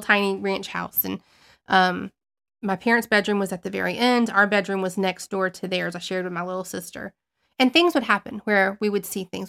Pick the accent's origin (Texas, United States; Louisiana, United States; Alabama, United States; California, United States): Alabama, United States; Southern; I was raised in Southern Alabama